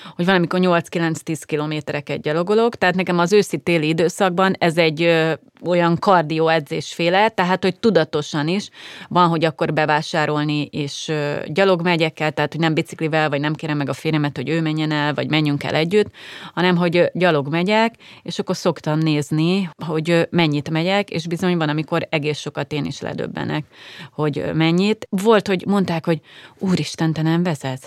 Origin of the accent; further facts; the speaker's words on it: Szeged, Csongrád-Csanád, Hungary; now in Budapest, Hungary; én ugye vidéki lány vagyok, ott is ahonnan jövök Szegedről